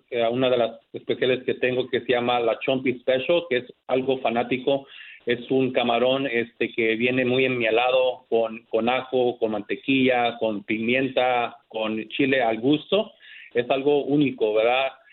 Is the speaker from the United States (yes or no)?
yes; United States; also born or lived in Santa Ana, California; Yo normalmente nací aquí